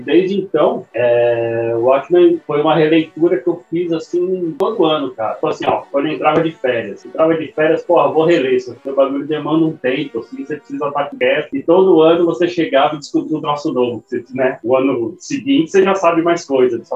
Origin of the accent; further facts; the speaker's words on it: São Paulo, Brazil; moved away as an adult; also born or lived in Santos; now in Santo Antônio de Posse, Brazil; eu nasci em Santos, mas eu eu fui para São Paulo com seis meses